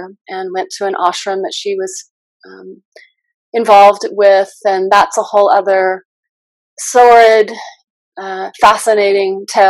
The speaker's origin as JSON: {"language": "English", "region": "Southern California", "country": "United States", "tie": "born or raised there", "also_born_or_lived": "Los Angeles / India", "moved": "as an adult", "lives_now": "Ashland, United States", "said": "I grew up in primarily Southern California"}